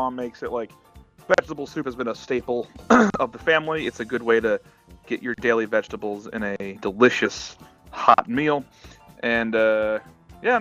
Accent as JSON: {"language": "English", "region": "Maryland", "country": "United States", "tie": "born or raised there", "said": "I grew up in Maryland for my whole life"}